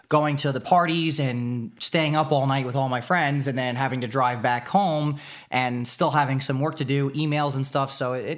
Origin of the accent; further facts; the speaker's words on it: East Coast, United States; Never been to Disneyland. Been to Disney World. I'm from the East Coast, man.